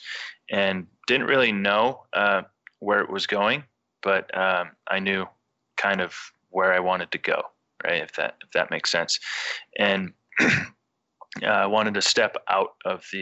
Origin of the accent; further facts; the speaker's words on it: New Hampshire, United States; moved away as an adult; also born or lived in Vermont / Lake Tahoe / San Francisco Bay Area; now in California, United States; I grew up in New Hampshire in the 80s and 90s, and went to University of Vermont